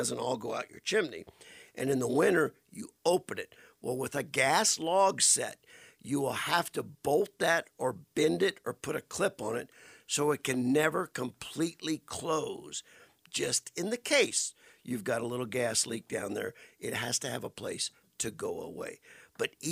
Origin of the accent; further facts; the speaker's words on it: Welsh, Louisiana, United States; my hometown of Welch